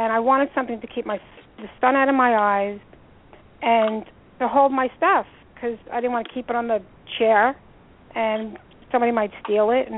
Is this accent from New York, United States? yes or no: yes; New York, United States; now in New Jersey, United States; I'm originally from New York